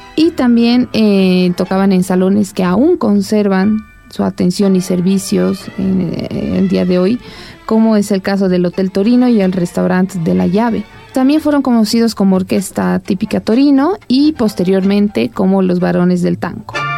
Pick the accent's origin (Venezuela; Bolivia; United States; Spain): Bolivia